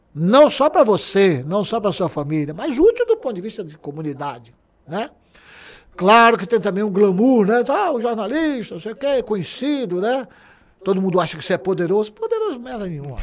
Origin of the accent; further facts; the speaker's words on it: Alagoinhas, Bahia, Brazil; also born or lived in Salvador; Eu sou de Alagoinhas que eu vivi em Alagoinhas até os 14 anos de idade.